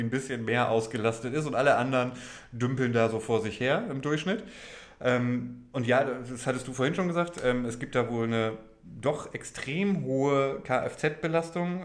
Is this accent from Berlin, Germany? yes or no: no; Oldenburg, Lower Saxony, Germany; als Oldenburger